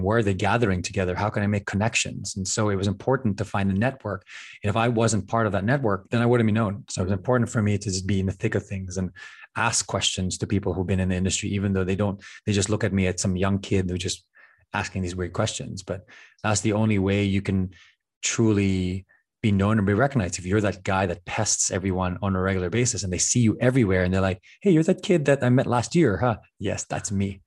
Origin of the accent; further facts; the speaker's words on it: Philippines; moved away; growing up in the Philippines, family is, is everything